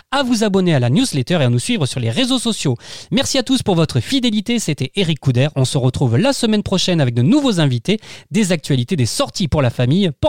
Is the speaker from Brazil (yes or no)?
no; Marseille, Provence-Alpes-Côte d'Azur, France; Moi j'ai grandi à Marseille